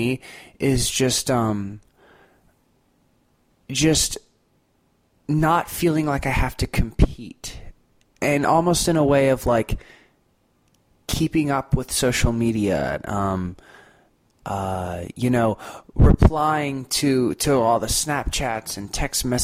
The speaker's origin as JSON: {"language": "English", "town": "Destin", "region": "Florida", "country": "United States", "said": "I'm from Destin, Florida"}